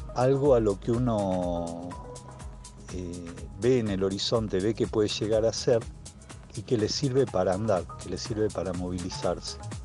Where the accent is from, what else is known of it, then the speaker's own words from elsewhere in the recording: Villa Loíza, Santa Fe, Argentina; now in Rosario, Argentina; soy nacido en Villa Loíza, provincia de Santa Fe, y eh, actualmente vivo en Rosario